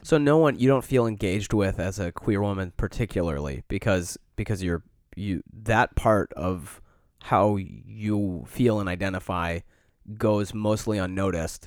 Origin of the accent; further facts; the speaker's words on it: Midwest, United States; now in Chicago, United States; we grew up in the Midwest